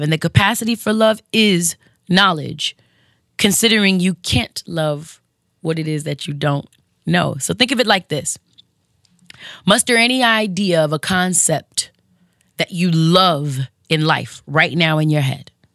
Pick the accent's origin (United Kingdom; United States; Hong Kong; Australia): United States; West Coast; the West Coast chick in me